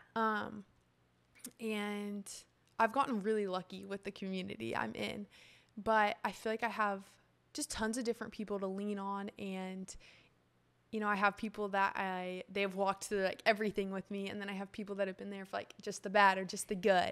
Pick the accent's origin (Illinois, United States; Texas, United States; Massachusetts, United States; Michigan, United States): Texas, United States; Austin; I am from Austin, lived here my whole life.